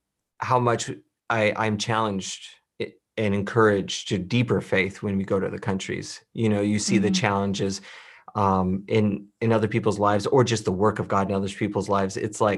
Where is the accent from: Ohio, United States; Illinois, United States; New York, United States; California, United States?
Illinois, United States; You know, I grew up in Illinois. I grew up in a Bible-believing Christian home. I was raised that way.